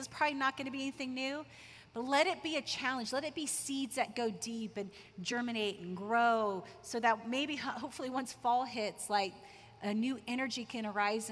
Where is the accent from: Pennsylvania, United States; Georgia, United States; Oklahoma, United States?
Oklahoma, United States; Tulsa; I grew up in Tulsa, Oklahoma, Bible Belt of the U.S.